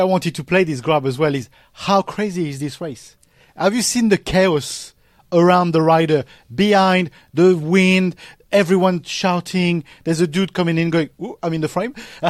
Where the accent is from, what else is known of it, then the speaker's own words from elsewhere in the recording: Paris, Île-de-France, France; I'm from Paris. I'm not from the Northern France.